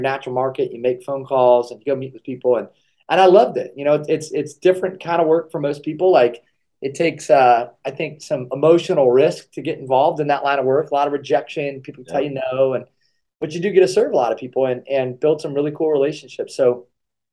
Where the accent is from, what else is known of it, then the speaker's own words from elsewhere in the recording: Kalona, Iowa, United States; I grew up in Kelowna, Iowa, so I'm a small-town Iowa guy